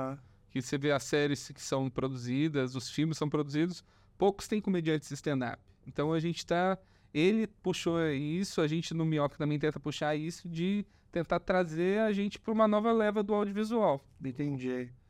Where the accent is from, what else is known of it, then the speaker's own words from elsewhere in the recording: São João del-Rei, Minas Gerais, Brazil; now in São Paulo, Brazil; Sou mineiro. Tá. É, sou de São João del Rei.